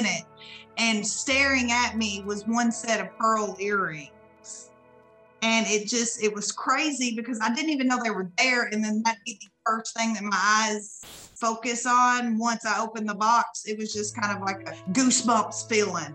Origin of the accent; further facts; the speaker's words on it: Arkansas, United States; I'm from Arkansas